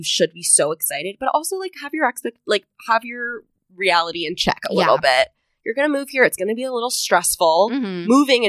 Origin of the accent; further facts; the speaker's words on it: Bethesda, Maryland, United States; moved away as an adult; also born or lived in North Carolina; now in New York City, United States; I'm from Bethesda, Maryland, right outside D.C.